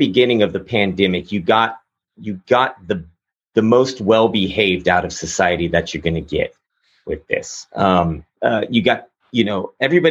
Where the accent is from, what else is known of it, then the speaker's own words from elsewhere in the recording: Texas, United States; growing up in Texas, I mean, I have a sort of conservative background